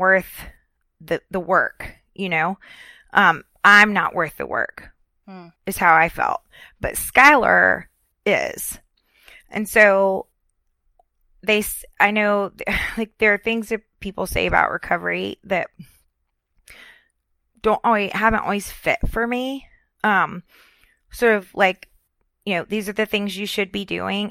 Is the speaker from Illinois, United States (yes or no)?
no; Florida, United States; moved away as an adult; also born or lived in Richmond, Virginia; I'm from Florida